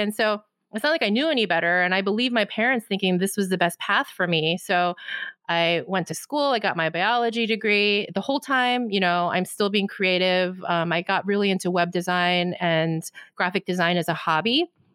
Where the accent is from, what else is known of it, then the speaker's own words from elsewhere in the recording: United States; I'm Korean American.